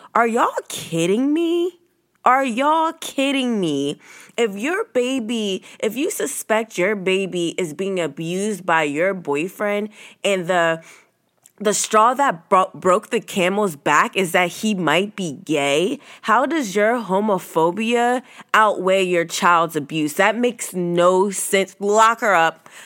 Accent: Virginia, United States; this is my hometown. This is my state. I grew up here

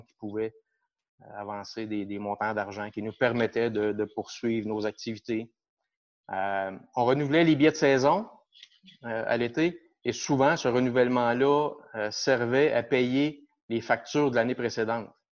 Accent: Shawinigan, Quebec, Canada; also born or lived in Mont-Laurier; je suis natif de Shawinigan. Euh, j'ai toujours vécu ici

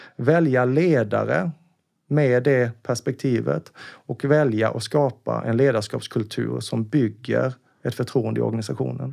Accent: Karlskrona, Blekinge, Sweden; now in Stockholm, Sweden; Jag är ju från Karlskrona, mm. en liten, liten skärgårdsstad

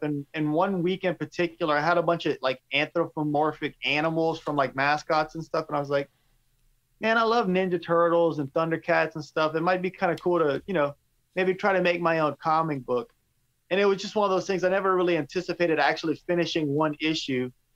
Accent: Cajun, Louisiana, United States; accent: Cajun; my Cajun accent

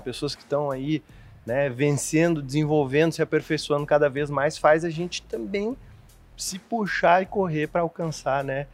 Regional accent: Porto Alegre, Rio Grande do Sul, Brazil; sou natural de Porto Alegre

